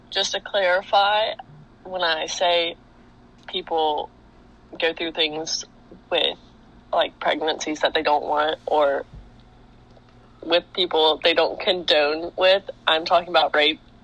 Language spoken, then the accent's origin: English; Greenville, South Carolina, United States; I'm from Greenville, South Carolina